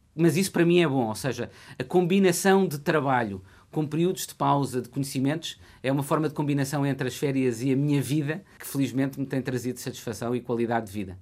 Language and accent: Portuguese; Coimbra, Centro, Portugal; É a cidade onde eu nasci e o centro da região com que eu me identifico